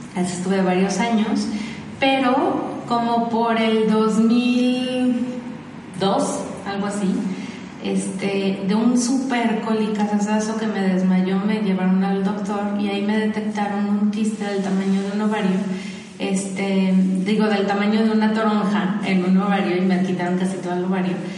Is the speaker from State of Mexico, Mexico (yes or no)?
no; Guadalajara, Jalisco, Mexico; Soy tapatía, nací aquí en Guadalajara.